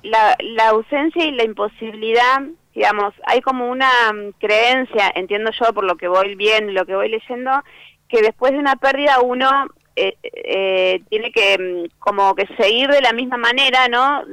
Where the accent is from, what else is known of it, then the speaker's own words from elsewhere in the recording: La Plata, Buenos Aires Province, Argentina; yo soy de La Plata